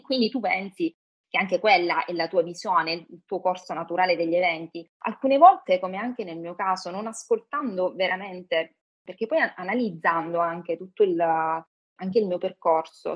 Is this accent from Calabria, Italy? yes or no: yes; Calabria, Italy; also born or lived in Milan; now in Rome, Italy; vivo a Roma, sono calabrese ho vissuto per un periodo a Milano